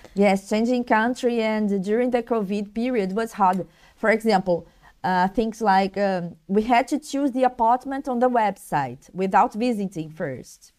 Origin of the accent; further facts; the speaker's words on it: Rio de Janeiro, Brazil; I'm Brazilian from Rio